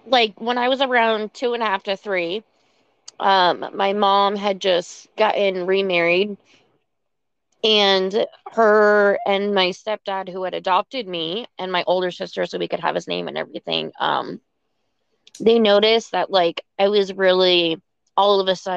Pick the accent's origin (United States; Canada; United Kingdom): United States; Vermont; also born or lived in Virginia; now in Arizona, United States; I was born and raised in Vermont.